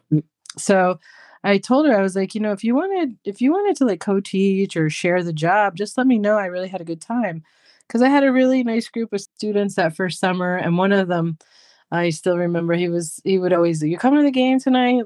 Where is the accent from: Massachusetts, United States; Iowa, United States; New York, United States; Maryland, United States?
New York, United States; I'm from New York